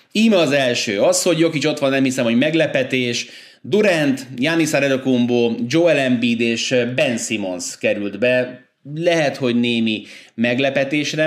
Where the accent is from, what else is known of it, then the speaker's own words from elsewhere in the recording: Budapest, Hungary; moved away; also born or lived in Újpalota, Budapest; ez az a lakás, ahol én eh, hát tulajdonképpen felnőttem, én újpalotai gyerek vagyok alapvetően, de ilyen három-négy éves koromban váltak el a szüleim, és akkor utána ebbe a lakásba költöztünk ide Angyalföldre